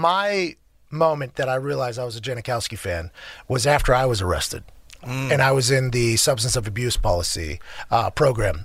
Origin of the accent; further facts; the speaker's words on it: Pittsburgh, Pennsylvania, United States; I'm from Pittsburgh